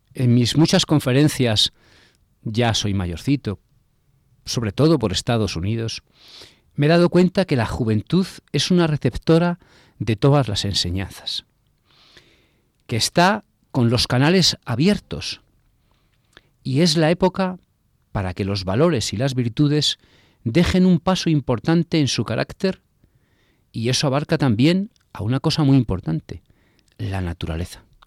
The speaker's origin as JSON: {"language": "Spanish", "town": "Bilbao", "region": "Basque Country", "country": "Spain", "tie": "born or raised there", "moved": "yes", "lives_now": "Miami, United States", "said": "Yo nací en las tierras vascas, en las tierras vivaínas, Nací cerca del mar"}